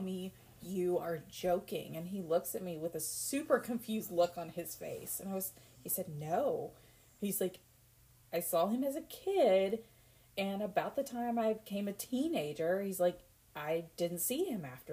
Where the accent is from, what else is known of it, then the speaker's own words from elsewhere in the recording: Kentucky, United States; We're from Kentucky.